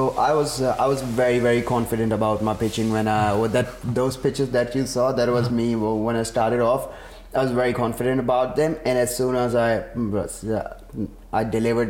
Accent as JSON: {"language": "English", "town": "Karachi", "region": "Sindh", "country": "Pakistan", "tie": "born or raised there", "moved": "yes", "lives_now": "Australia", "said": "I'm from Karachi originally, Pakistan. So we pretty much had water issues all our lives."}